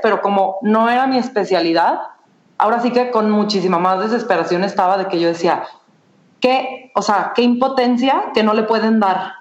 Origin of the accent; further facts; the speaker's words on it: Guadalajara, Jalisco, Mexico; soy de Guadalajara, estudié mercadotecnia en el ITESO